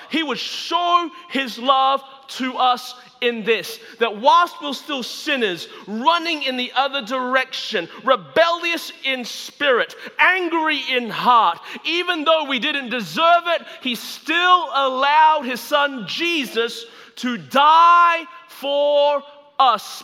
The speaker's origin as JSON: {"language": "English", "town": "Melbourne", "region": "Victoria", "country": "Australia", "tie": "born or raised there", "moved": "yes", "lives_now": "Anderson, United States", "said": "I was born and raised in Melbourne, Australia."}